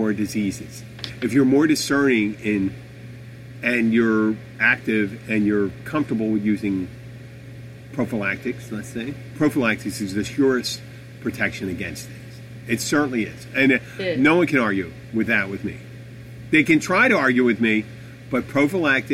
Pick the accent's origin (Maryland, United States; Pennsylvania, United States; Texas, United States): Pennsylvania, United States; Philadelphia; now in Florida Keys, United States; I'm from Philadelphia.